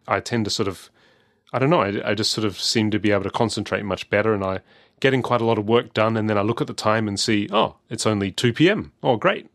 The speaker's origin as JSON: {"language": "English", "town": "Adelaide", "region": "South Australia", "country": "Australia", "said": "I'm from Adelaide"}